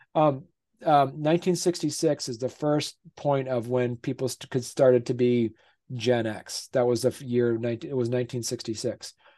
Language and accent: English; Vermont, United States; I'm from I'm from Vermont. I live in Vermont.